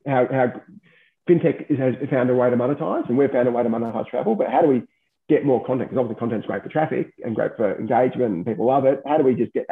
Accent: Australia; as an Australian, you could leave to Thailand tomorrow.

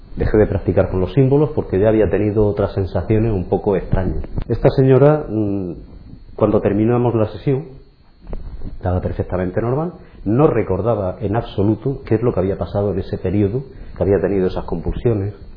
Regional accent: Cartagena, Region of Murcia, Spain; nací en Cartagena, eh, estuve viviendo durante mis primeros 17 años en un poblado

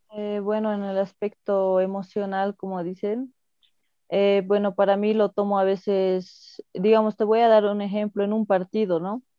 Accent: Coroico, La Paz, Bolivia; soy de, de, La Paz, del pueblo coroico de los Yungas

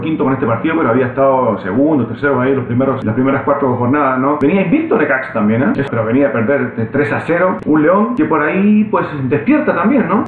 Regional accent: Chile; yo siendo chileno

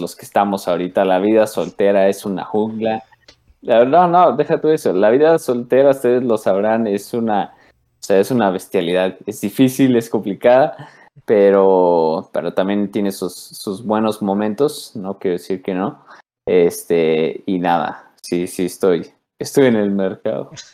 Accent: Mexico; soy mexicano

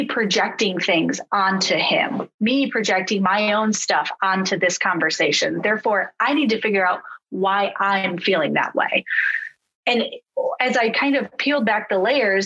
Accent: Traverse City, Michigan, United States; a Catholic church in my hometown of Traverse City

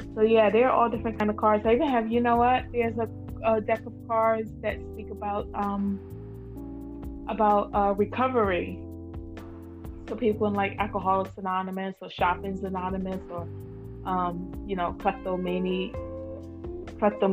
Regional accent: Georgia, United States; I'm from Georgia

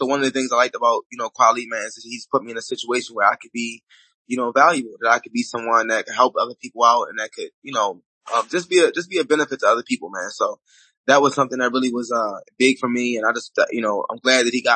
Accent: Baltimore, Maryland, United States; I grew up in Baltimore, Maryland.

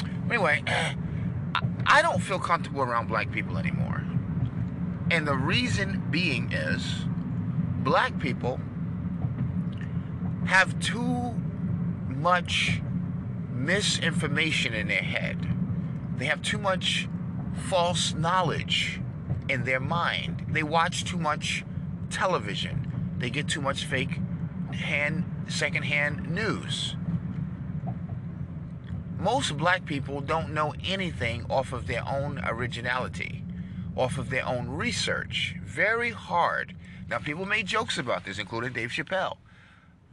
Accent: New York, United States; I'm from New York, and that's my home.

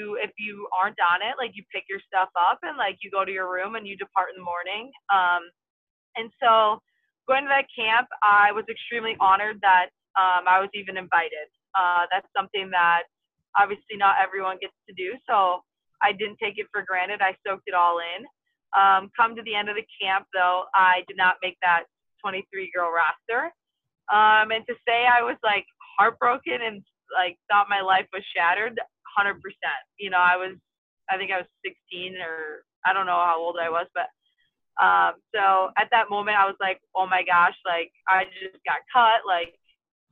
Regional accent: Wisconsin, United States; my home state of Wisconsin

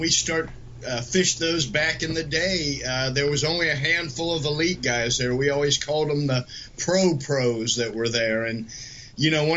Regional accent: Ohio, United States; growing up in Ohio

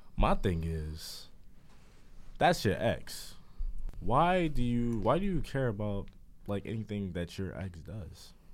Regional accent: United States; born or raised there

